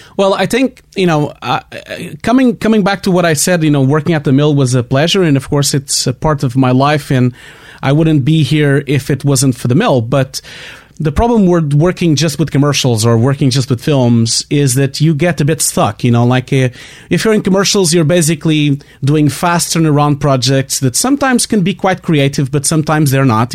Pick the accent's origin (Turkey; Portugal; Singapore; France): Portugal; English is a second language; I have a terrible accent. I can't really avoid it. I'm from Portugal.